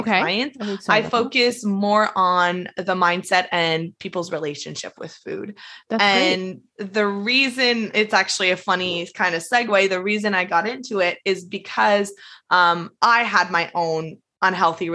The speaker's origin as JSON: {"language": "English", "region": "Quebec", "country": "Canada"}